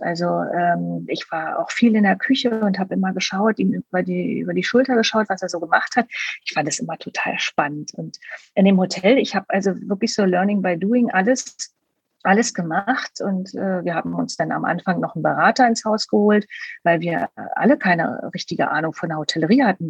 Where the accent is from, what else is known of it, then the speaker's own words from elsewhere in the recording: Berlin, Germany; Ich komme ja aus Berlin